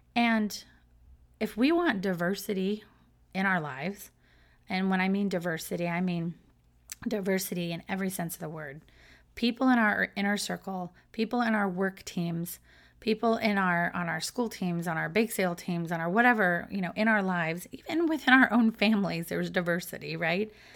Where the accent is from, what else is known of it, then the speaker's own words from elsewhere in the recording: Southern California, United States; moved away as an adult; now in Florida, United States; I was brought up in Southern California